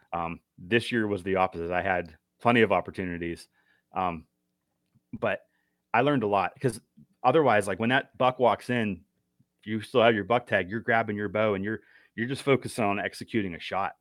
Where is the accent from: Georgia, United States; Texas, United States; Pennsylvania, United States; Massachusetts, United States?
Pennsylvania, United States; Western; now in York County, United States; I'm originally from Western P A, and so that's where, uh, I've been doing most of my hunting growing up